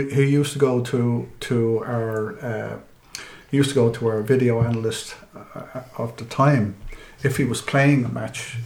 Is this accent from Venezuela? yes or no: no; Dublin, Leinster, Ireland; I grew up in East Wall, where Liam was legendary at the time when I was growing up.